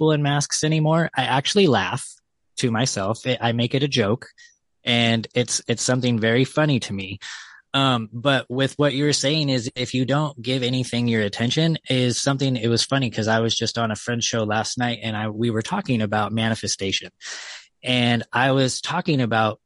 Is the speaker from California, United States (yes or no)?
yes; California, United States; I'm from California